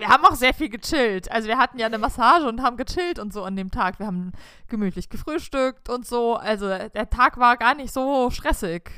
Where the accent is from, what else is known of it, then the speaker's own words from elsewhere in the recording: Germany; als Deutscher